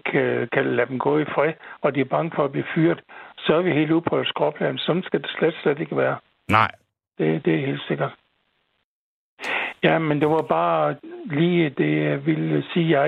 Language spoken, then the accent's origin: Danish; Southern Denmark, Denmark; lå, den lå ikke så langt fra Nyborg.